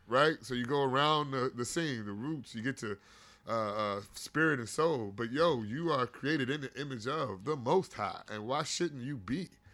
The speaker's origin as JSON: {"language": "English", "town": "Gary", "region": "Indiana", "country": "United States", "tie": "born or raised there", "said": "I grew up in Gary, Indiana, and there was some deep pain in that motherfucker"}